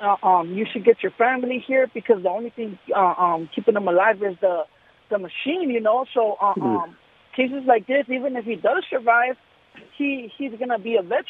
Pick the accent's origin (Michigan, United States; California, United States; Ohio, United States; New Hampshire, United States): California, United States; Los Angeles; now in Hawthorne, United States; I grew up in North Hollywood.